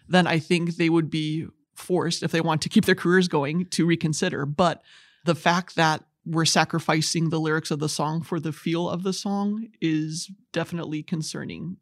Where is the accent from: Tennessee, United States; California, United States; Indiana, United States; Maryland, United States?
Indiana, United States; Goshen; I hail from Goshen, Indiana. Very nice town to grow up